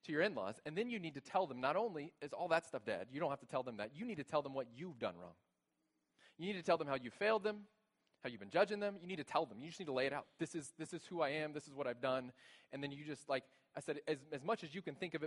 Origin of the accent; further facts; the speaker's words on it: Texas, United States; moved away as an adult; now in Grand Rapids, United States; we're new here. We're from Texas, and this is new to us.